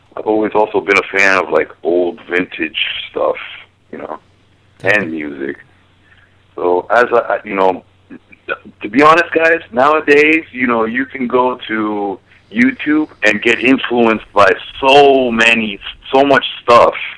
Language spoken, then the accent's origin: English; Miami, Florida, United States; I'm originally from Miami